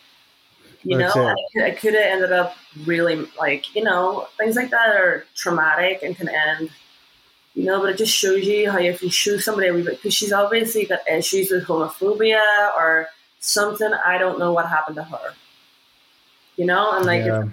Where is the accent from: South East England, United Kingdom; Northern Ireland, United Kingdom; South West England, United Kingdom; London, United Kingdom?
Northern Ireland, United Kingdom; moved away as an adult; now in United States; being somebody from Northern Ireland